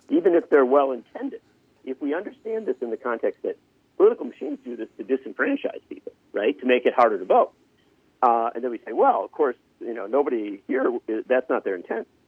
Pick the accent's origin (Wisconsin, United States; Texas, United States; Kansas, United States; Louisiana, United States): Wisconsin, United States; Union Grove; I grew up in Union Grove, which when I was born was population 970